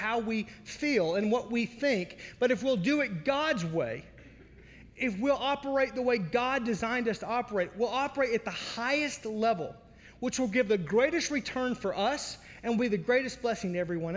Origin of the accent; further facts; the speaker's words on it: Arkansas, United States; now in Wisconsin, United States; I was raised in Arkansas.